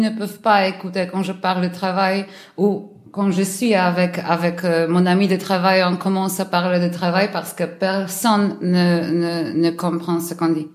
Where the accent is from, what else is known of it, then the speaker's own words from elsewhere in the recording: Warsaw, Masovian Voivodeship, Poland; French is a second language; je suis polonaise de Varsovie